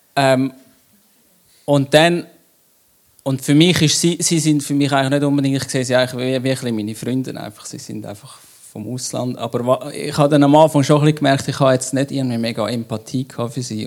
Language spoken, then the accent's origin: German; Switzerland; wir sind Schweizer